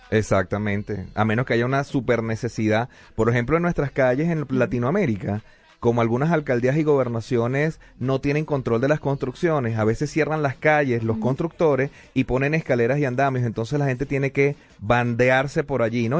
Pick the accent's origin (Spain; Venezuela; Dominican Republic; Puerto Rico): Venezuela; now in Denver, United States; en mi país